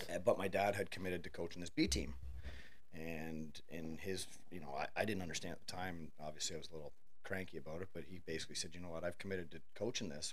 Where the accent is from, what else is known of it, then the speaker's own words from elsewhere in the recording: Thurlow Township, Ontario, Canada; I grew up. Uh, it would be considered Thurlow Township back in the day